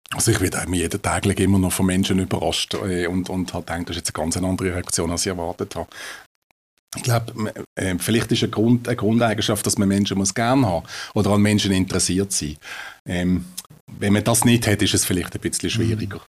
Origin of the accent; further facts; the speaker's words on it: Riehen, Basel-Stadt, Switzerland; Ich bin in Riechen aufgewachsen